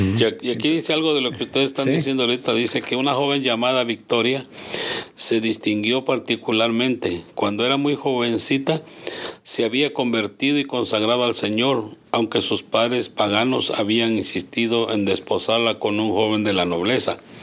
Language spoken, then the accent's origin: Spanish; Guatemala; en mi país